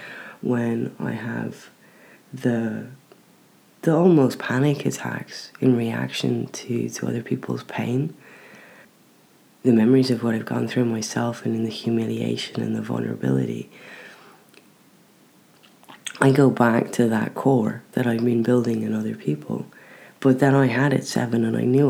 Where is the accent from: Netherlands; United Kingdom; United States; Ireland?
Ireland; moved away; I don't have a problem with being Irish